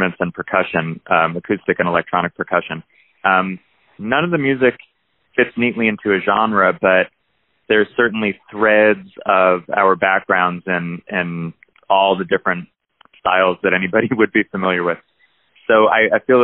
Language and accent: English; New Jersey, United States; now in Athens, United States; I grew up in New Jersey